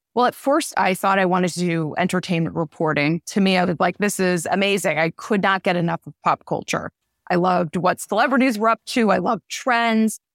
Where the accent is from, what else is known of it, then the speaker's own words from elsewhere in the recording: New Jersey, United States; moved away as an adult; also born or lived in Syracuse, New York; now in New Haven, United States; when I was growing up in New Jersey, I live close to New York City